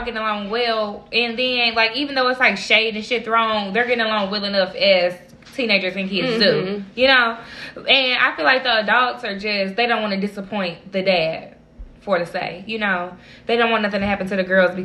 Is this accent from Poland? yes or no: no; St. Louis, Missouri, United States; I came from St. Louis, you know, I feel like I love St. Louis